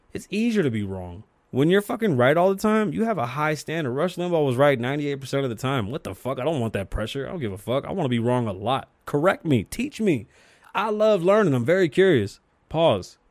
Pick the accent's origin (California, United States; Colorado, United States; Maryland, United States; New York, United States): New York, United States; New York City; I'm from the Bronx, New York